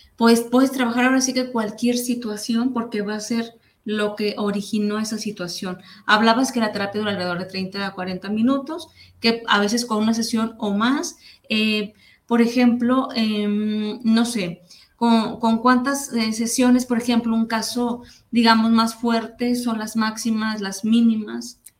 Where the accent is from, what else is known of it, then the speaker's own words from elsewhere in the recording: Mexico; como mexicanos